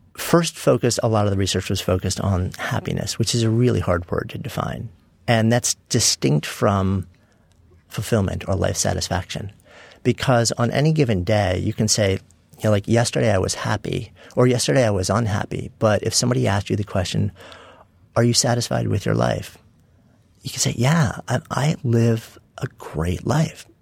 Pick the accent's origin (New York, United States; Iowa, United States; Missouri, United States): New York, United States; Port Washington; I grew up in a suburb of, uh, New York City, Port Washington, also known as East Egg from the Great